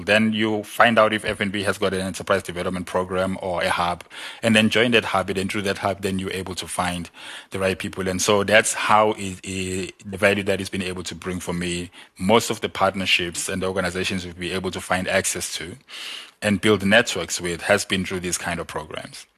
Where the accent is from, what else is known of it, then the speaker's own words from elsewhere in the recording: South Africa; I'm from Mlas